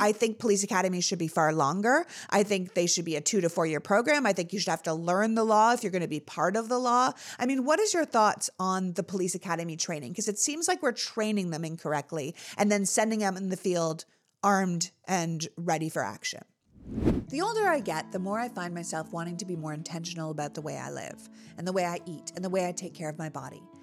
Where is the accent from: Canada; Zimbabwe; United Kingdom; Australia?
Canada; now in United States; I grew up in Canada.